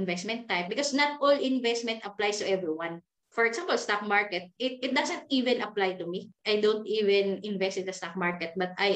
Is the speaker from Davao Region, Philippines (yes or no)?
yes; Davao City, Davao Region, Philippines; moved away as an adult; now in Manila, Philippines; I'm from Davao. And then I leave Davao. I started here in Manila from negative